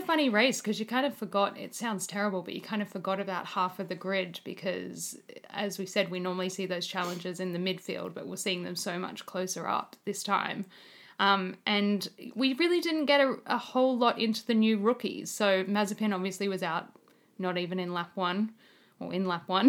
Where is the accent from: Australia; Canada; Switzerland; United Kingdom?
Australia; as an Australian